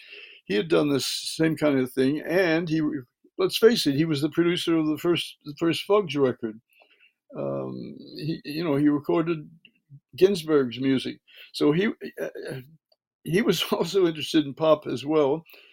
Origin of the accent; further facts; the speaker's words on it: Birmingham, Alabama, United States; from early childhood, I was raised in Birmingham, Alabama.